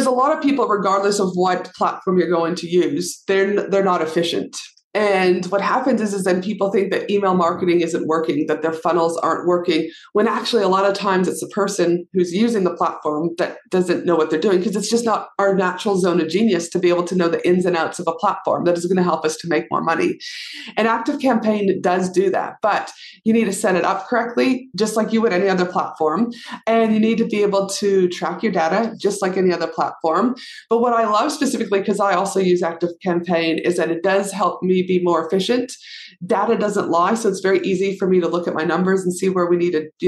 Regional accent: Albuquerque, New Mexico, United States; moved away; also born or lived in Canada; I grew up in, obviously I'm from Canada, but I did grow up down in Albuquerque, New Mexico

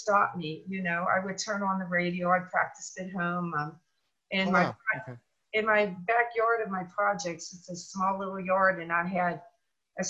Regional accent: Pittsburgh, Pennsylvania, United States; I'm originally from Pittsburgh, Pennsylvania

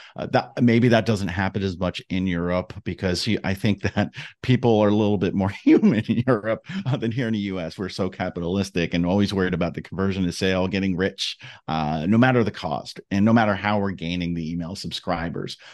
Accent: New Jersey, United States; growing up in New Jersey

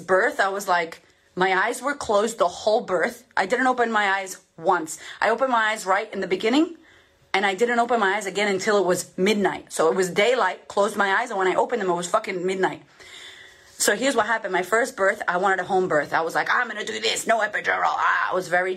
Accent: Boston, Massachusetts, United States; I'm a chick from Boston, from the hood, who had no money, no, I had food stamps, I grew up messed up

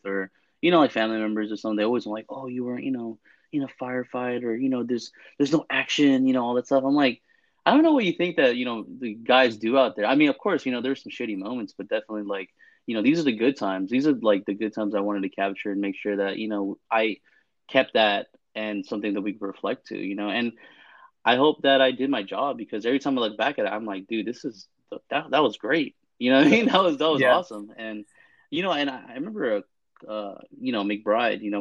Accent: San Francisco, California, United States; moved away as an adult; also born or lived in Fort Hood, Texas; born and raised in California, mostly San Francisco, back and forth, East Bay and the South Bay

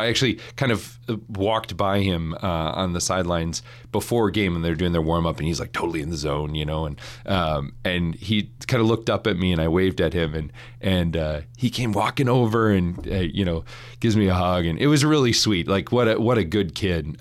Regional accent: Saint Paul, Minnesota, United States; moved away; I grew up in Saint Paul, Minnesota

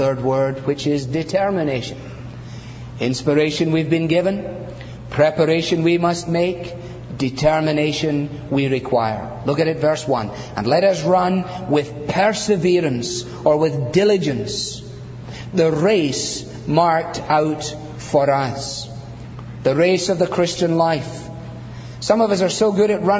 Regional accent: Scotland, United Kingdom; I'm not Scottish for nothing

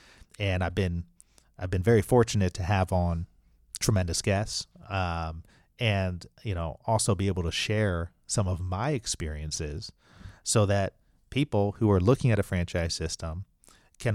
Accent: Alabama, United States; accent: Alabama; But that's my Alabama accent.

